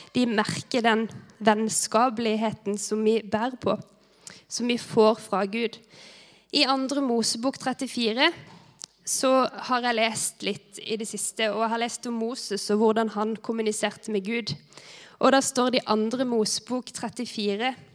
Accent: Vigeland, Agder, Norway; moved away; jeg har vokst opp her på Britannia. Eh, men det er ganske lenge siden jeg har bodd her nå

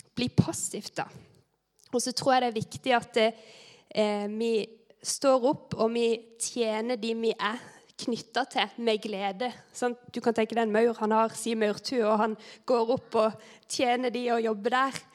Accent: Vigeland, Agder, Norway; moved away; jeg har vokst opp her på Britannia. Eh, men det er ganske lenge siden jeg har bodd her nå

